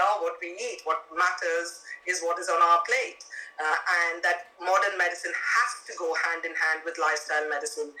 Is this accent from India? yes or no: yes; India; now in London, United Kingdom; I grew up in India